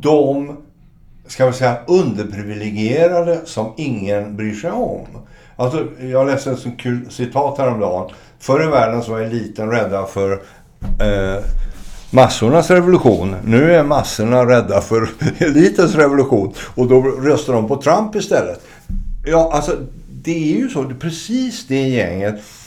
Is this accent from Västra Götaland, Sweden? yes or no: yes; Gothenburg, Västra Götaland, Sweden; Jag är ju från Göteborg